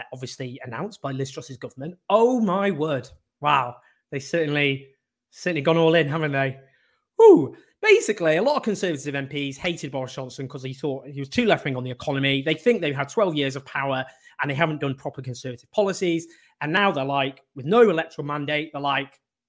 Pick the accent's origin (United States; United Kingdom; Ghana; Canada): United Kingdom; Stockport, North West England; also born or lived in Sheffield / Oxford; grew up in Stockport with a quite left-wing family